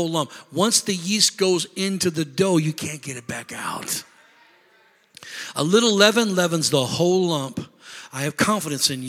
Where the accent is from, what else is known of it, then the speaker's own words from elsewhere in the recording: Illinois, United States; moved away; I'm from Illinois